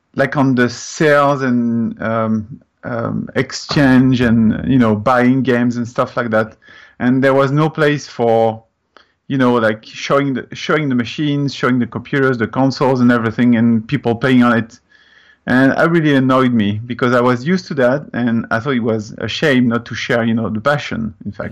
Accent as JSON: {"language": "English", "country": "France", "second_language": "English", "moved": "as an adult", "lives_now": "Canada", "said": "as you can hear, I'm coming from France"}